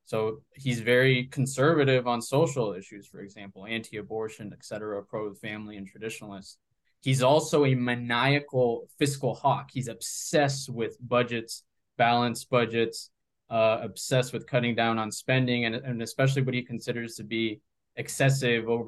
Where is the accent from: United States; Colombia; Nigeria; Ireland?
Colombia; Bogotá; born there; So, yeah, I was born in Bogota.